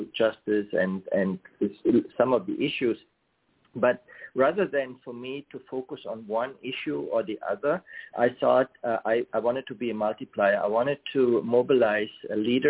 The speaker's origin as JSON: {"language": "English", "country": "Germany", "tie": "born or raised there", "moved": "as an adult", "said": "I grew up in Germany, and I started my career in technology there."}